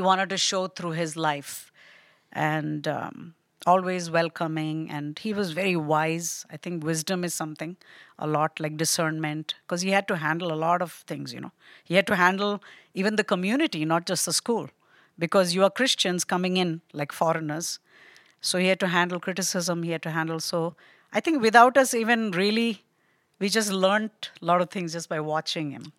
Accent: Delhi, India; moved away as an adult; also born or lived in Kerala, India / Nepal / Hawaii, United States; now in Pennsylvania, United States; I was born there, but I grew up in Nepal and India, both

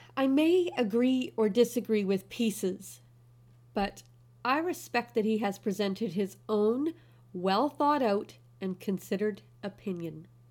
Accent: Canada; moved away as an adult; also born or lived in China; now in Kuwait; I'm Canadian. I'm half German. I was raised in a small town, community location on a large but slow-paced island.

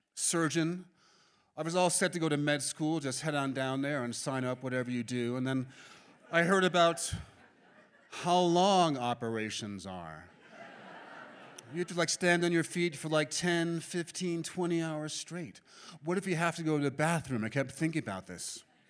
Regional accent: New York City, New York, United States; I was born and raised in Manhattan

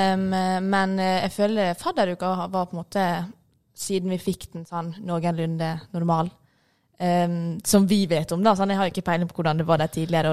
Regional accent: Ålesund, Møre og Romsdal, Norway; Som dere hører, så er jeg fra Ålesund

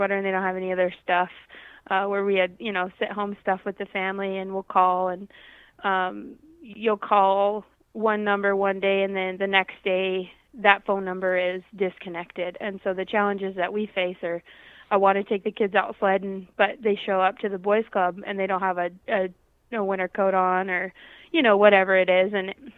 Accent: Arkansas, United States; now in Rapid City, United States; And I sure didn't know when I was from Arkansas moving here a lot of the challenges that the people in this area face. So we're located kind of in the center of Rapid City.

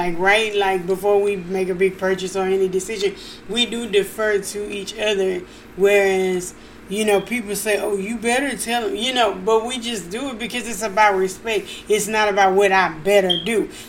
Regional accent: Louisiana, United States; I'm from Louisiana

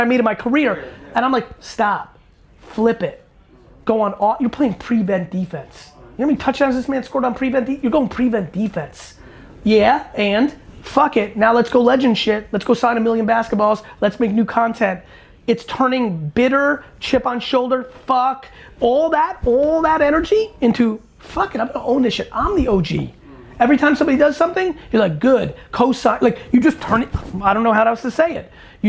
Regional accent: East Coast, United States; growing up on East Coast

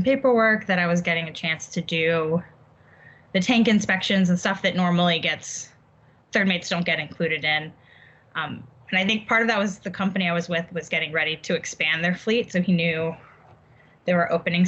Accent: Mississippi Gulf Coast, United States; I grew up on the Mississippi Gulf Coast

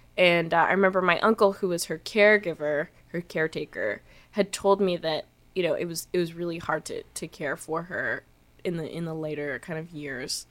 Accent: Canada; feeling like so Canadian

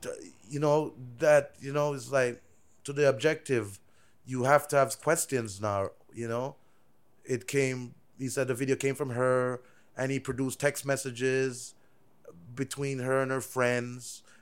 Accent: Canada; also born or lived in Jamaica; I'm Canadian, like, I'm born Jamaican

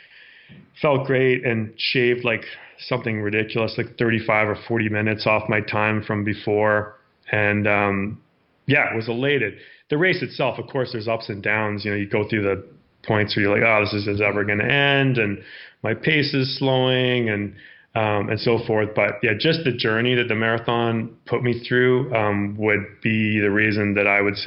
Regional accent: Victoria, British Columbia, Canada; I grew up in Victoria, BC, so lots of amazing trails and terrain to run there.

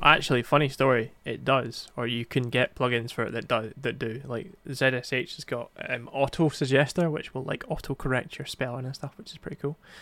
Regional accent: Scotland, United Kingdom; English is not my first language, so it's fine. Scottish is.

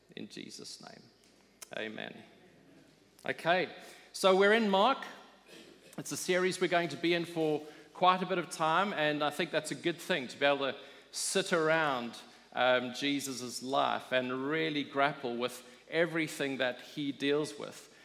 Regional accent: South Africa; I grew up in South Africa

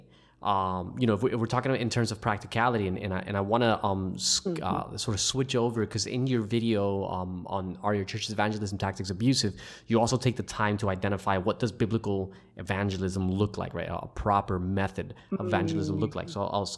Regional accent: United States; I'm American

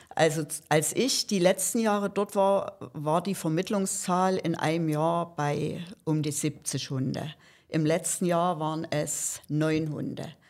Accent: Saxony, Germany; Ich komme aus Sachsen und bin dort schon seit ja, fast 20 Jahren im Tierschutz engagiert

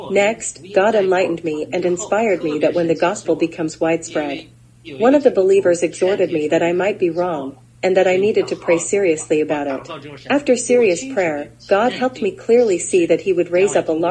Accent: China; now in United States; Although I came from China, I had no vision for China.

